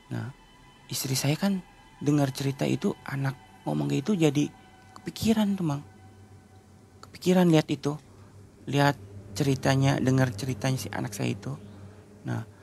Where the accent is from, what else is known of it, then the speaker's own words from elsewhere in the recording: Cirebon, West Java, Indonesia; saya bilang Aang ya karena saya orang Cirebon gitu kan saya bilang Ang